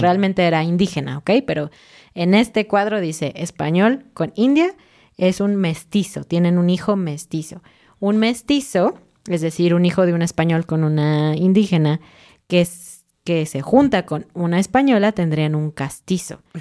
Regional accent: Mexico; yo soy mexicana

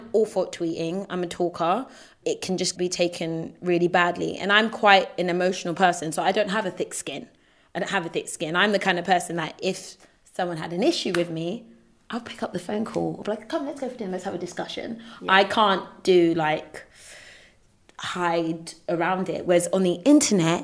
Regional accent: United Kingdom; us in the UK

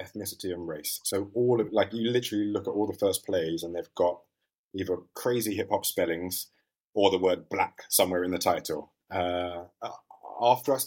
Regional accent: London, United Kingdom; also born or lived in Leicester; East London.

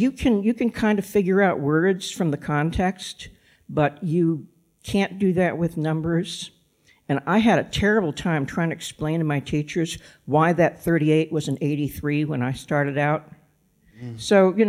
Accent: Massachusetts, United States; also born or lived in Kansas City, United States; Well, I think I had a little bit of an advantage there because I grew up in Massachusetts. When I came over here, I knew how to pronounce Worcester and Leicester. But I spent most of my adult life in the Kansas City area, which is why I sound like this.

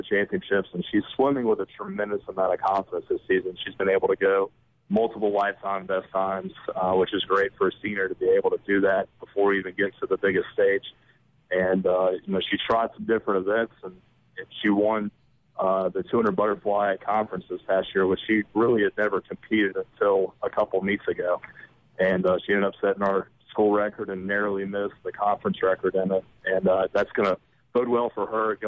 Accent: Greensboro, North Carolina, United States; now in Mississippi, United States; my hometown, Greensboro, North Carolina

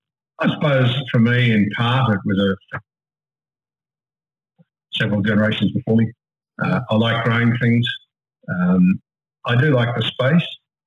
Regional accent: Sydney, New South Wales, Australia; We're predominantly of a Presbyterian background, really, because we're a Scottish family originally. I went to an Anglican school in Sydney.

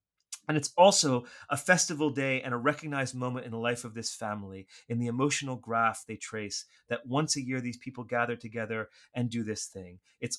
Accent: Washington, District of Columbia, United States; I remember growing up in Washington, D.C.

